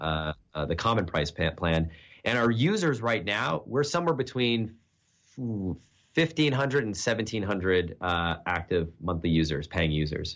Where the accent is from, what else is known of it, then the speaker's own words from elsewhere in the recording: New Hampshire, United States; now in Texas, United States; I'm a New Hampshire kid. I grew up in the Northeast, cold winters.